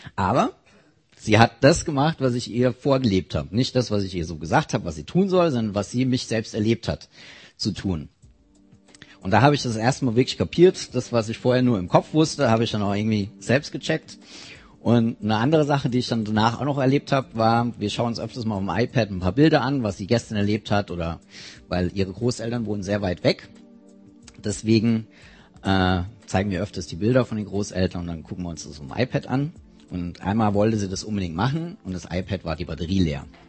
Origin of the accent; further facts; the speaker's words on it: near Mainz, Rhineland-Palatinate, Germany; ich komme aus der Nähe von Mainz